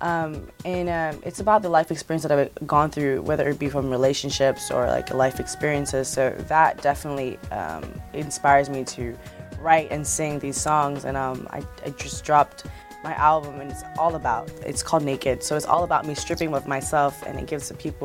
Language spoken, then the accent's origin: English; Hawaii, United States; now in Los Angeles, United States; when I was younger in Hawaii, I definitely went through a lot of bullying